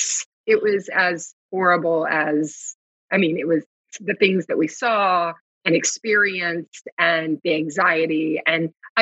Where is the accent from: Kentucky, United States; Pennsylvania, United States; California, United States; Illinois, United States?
Kentucky, United States; Louisville; I'm from Louisville, Kentucky, and my grandparents were always into farming